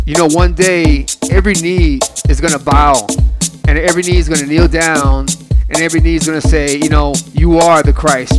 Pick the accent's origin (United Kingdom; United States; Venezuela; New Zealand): United States; Cleveland, Ohio; I grew up in Cleveland, Ohio, South Lorraine to be exact